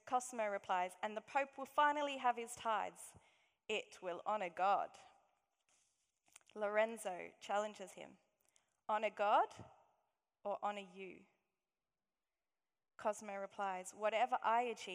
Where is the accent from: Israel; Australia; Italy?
Australia; accent: Aussie; moved away; my Aussie accent.